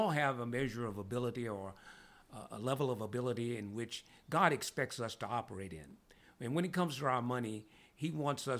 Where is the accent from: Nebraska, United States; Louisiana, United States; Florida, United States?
Louisiana, United States; I come from Louisiana. I was born and raised in Louisiana